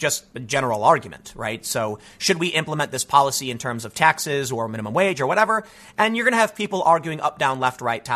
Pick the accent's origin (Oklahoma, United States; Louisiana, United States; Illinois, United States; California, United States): Illinois, United States; Chicago; I grew up in Chicago